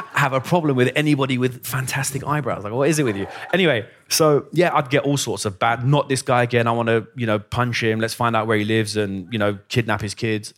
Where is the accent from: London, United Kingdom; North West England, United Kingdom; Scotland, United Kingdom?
London, United Kingdom; also born or lived in Iran / Basingstoke; I'm from London